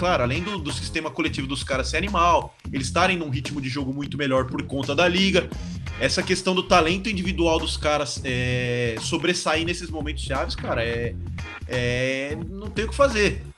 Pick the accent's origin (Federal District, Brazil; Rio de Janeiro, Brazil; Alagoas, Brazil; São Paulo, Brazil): São Paulo, Brazil; São Bernardo do Campo; moved away as an adult; also born or lived in Taubaté; now in León, Spain; eu cresci aqui em São Bernardo